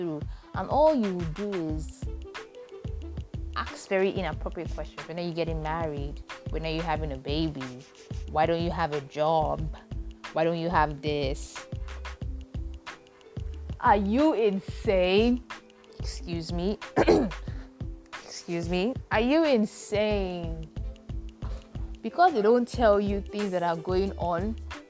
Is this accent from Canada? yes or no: no; Nigeria